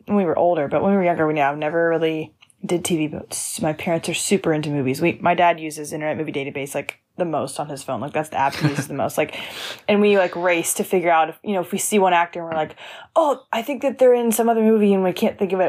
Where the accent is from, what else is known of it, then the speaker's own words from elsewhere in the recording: Lawrenceville, Georgia, United States; I grew up outside of Atlanta, Georgia, about, like, forty-five minutes from downtown